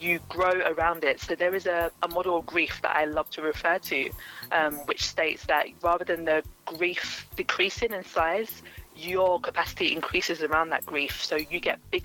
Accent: London, United Kingdom; also born or lived in Stevenage / Plumstead; So I grew up in Greenwich, Southeast London. I was born in Greenwich Hospital

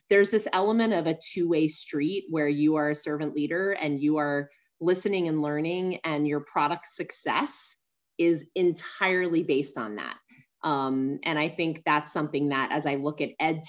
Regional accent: San Antonio, Texas, United States; I'm from San Antonio, Texas

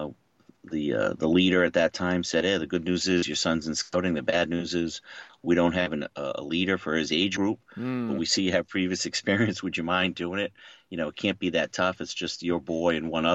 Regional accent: Maine, United States; moved away as an adult; also born or lived in Boston, Massachusetts; now in Boston area, United States; I grew up in Maine, so I was a little bit more exposed to the outdoors than I was going to college in Boston

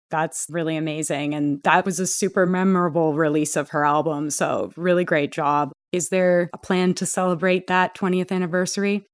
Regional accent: Canada; I'm Canadian

